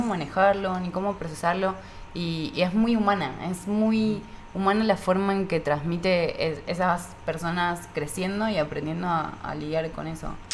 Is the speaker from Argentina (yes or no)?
yes; Argentina; now in Mexico